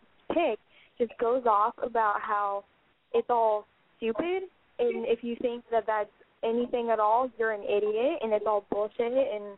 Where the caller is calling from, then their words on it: Iowa, United States; I'm 18, and I'm calling from Iowa.